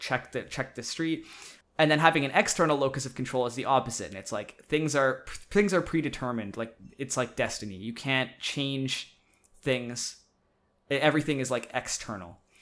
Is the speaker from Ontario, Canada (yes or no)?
no; Saskatchewan, Canada; moved away as an adult; now in British Columbia, Canada; I'm from Saskatchewan originally, which is a province in Canada. And I was going to be moving to British Columbia, where I live now, for university